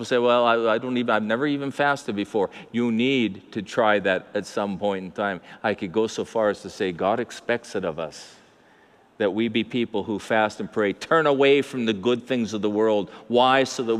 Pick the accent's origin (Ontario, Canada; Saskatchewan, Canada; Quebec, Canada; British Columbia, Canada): British Columbia, Canada; Abbotsford; I'm from Mennonite Central called Abbotsford. And when I grew up, the Mennonites ran Clearbrook and we ran the rest of the city